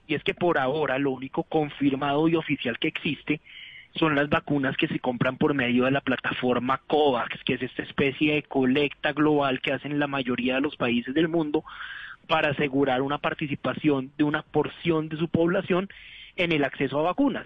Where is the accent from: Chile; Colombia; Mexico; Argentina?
Colombia